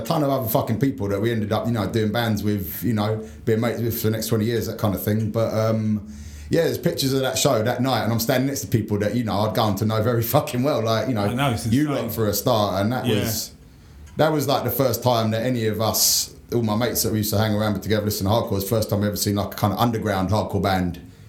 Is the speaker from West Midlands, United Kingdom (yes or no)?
no; London, United Kingdom; Yeah, Dulwich. Yeah, my parents still live there. I still, you know, go back to the house I grew up in all the time.